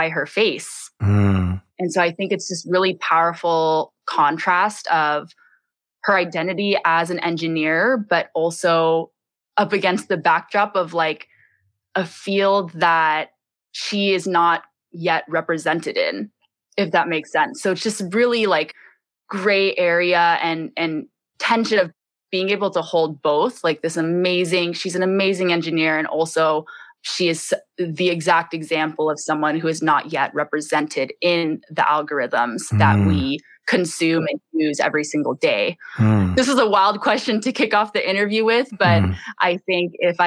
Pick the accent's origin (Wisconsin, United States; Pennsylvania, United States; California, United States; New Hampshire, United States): California, United States; Bay Area; now in Hawaii, United States; I grew up in the Bay Area, low income